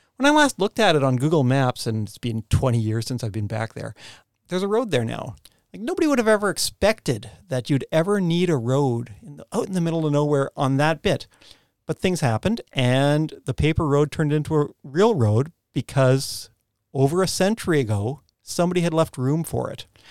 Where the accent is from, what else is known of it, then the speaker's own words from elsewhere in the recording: Canadian Prairies, Canada; also born or lived in Khandallah, Wellington, New Zealand; now in Wellington, New Zealand; I grew up on the Canadian prairies